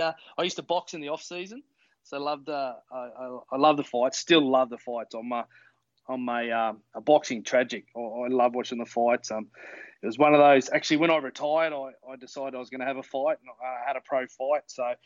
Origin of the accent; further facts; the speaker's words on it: Toowoomba, Queensland, Australia; I am. I'm originally from Toowoomba. So a couple of hours from where I'm living now.